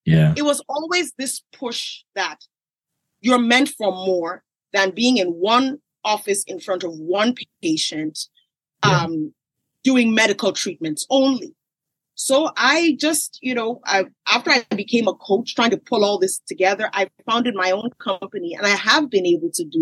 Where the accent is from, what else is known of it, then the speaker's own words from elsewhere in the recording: Nigeria; I grew up in Nigeria